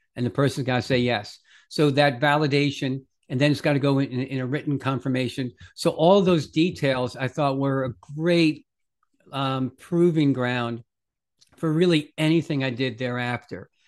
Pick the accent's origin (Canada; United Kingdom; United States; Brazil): United States; Bronxville, New York; I grew up in a little town called Bronxville, New York, just outside New York City